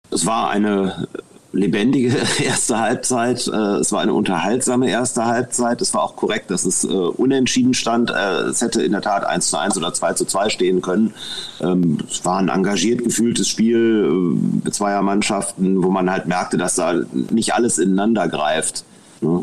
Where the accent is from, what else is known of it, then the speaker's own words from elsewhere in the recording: Mönchengladbach, North Rhine-Westphalia, Germany; ich komme aus Mönchengladbach, ich bin mehr oder weniger im Schatten des Bökelberg groß geworden